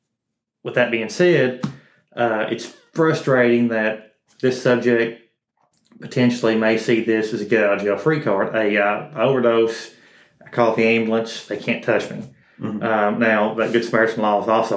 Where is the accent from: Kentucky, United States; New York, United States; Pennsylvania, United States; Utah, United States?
Kentucky, United States; Powell County; Born and raised in Powell County